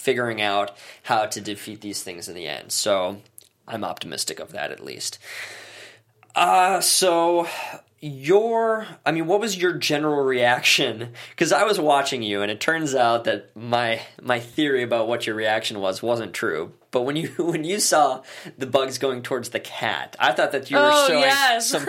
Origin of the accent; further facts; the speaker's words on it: Wisconsin, United States; I'm from Wisconsin